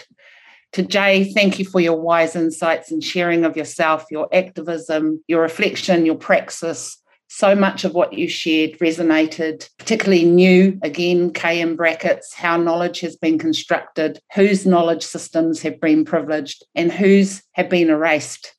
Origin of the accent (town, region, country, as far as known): New Zealand; first language Maori; English is a second language